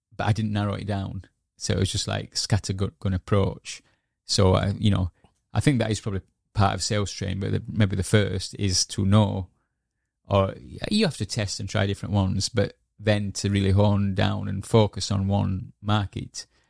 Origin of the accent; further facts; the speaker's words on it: Yorkshire and the Humber, United Kingdom; moved away as an adult; also born or lived in Edinburgh; I moved back, uh, to Yorkshire, um, um, 'cause my mother was ill. And yeah, so I stayed, I reconnected back with my hometown